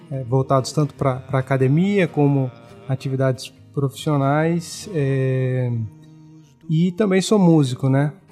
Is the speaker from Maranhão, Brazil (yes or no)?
no; Jequié, Bahia, Brazil; also born or lived in São Paulo / Rio Grande do Sul; now in Lagoa Santa, Brazil; Mas eu sou natural de uma cidade do interior da Bahia chamada Jequié. É, hoje moro em Lagoa Santa, Minas Gerais